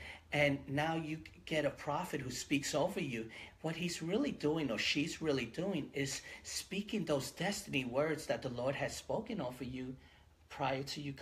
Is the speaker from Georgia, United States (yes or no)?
no; New York City, New York, United States; moved away as an adult; now in Hawaii, United States; I'm originally from the Bronx